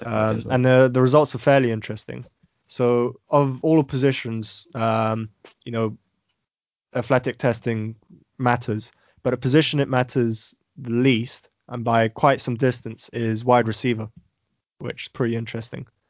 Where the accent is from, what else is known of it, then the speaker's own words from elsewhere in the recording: United Kingdom; being British